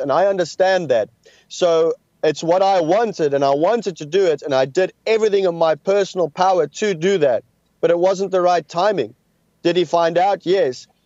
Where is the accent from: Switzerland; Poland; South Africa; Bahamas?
South Africa; I come from South Africa.